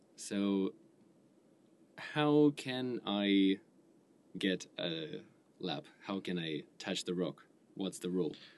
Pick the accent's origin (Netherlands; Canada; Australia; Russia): Russia; now in Tokyo, Japan; I'm from Russia.